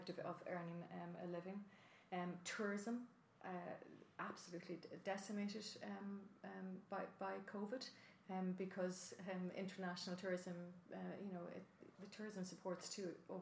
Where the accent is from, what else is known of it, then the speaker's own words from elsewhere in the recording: County Monaghan, Ireland; moved away; I'm originally from County Monaghan, even though I represent Dublin Rathdown